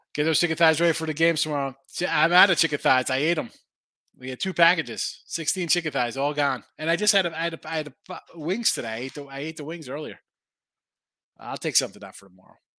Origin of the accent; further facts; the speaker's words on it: New Jersey, United States; moved away; I'm from Jersey